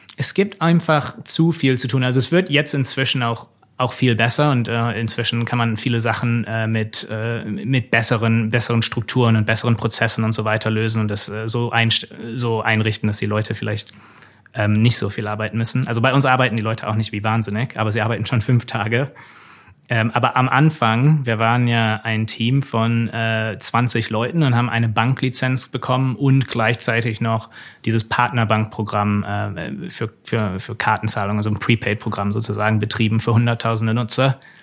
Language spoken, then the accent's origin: German; Germany; moved away as an adult; also born or lived in United States; als Deutscher